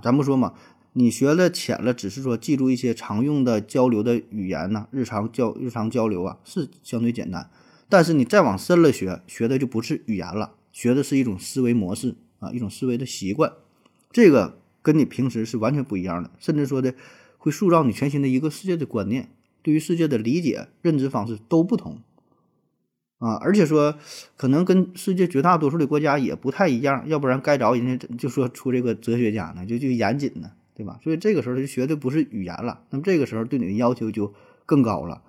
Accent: China; 作为中国人啊，特别是咱们这一代八零后、九零后

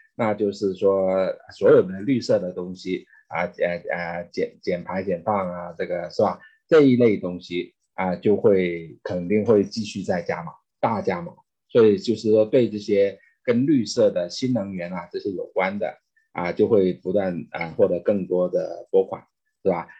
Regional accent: China; moved away as an adult; now in United States; 我是中国出生长大啊

